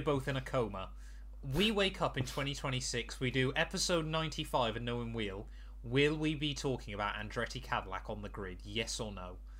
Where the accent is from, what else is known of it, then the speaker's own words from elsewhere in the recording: United Kingdom; we're British